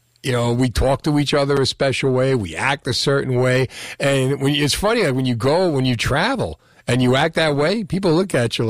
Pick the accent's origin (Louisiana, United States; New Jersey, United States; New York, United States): New Jersey, United States; Union City; I grew up in Union City